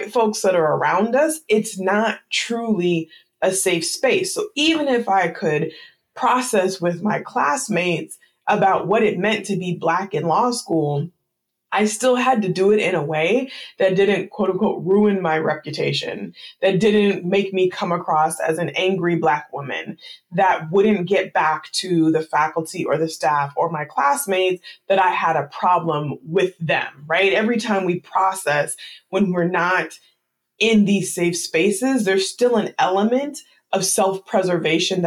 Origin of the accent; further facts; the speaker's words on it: United States; it's obvious that I'm an American, I wasn't Haitian, it's obvious that I'm American, I'm not Ghanaian